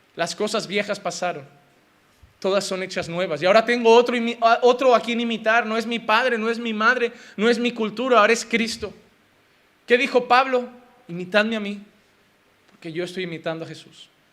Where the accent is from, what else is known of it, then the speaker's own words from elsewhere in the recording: Spain; como español